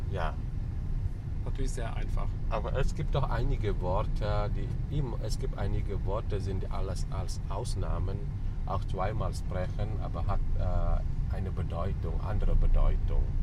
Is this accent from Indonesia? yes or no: yes; Bali, Indonesia; German is a second language; Ja, bin ich ein Balinesen. Bin ich hier in Bali geboren und hier aufgewachsen.